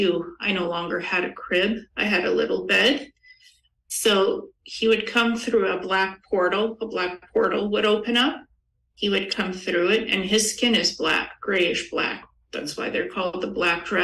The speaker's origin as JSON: {"language": "English", "country": "Ukraine", "tie": "born or raised there", "said": "I was born in Ukraine"}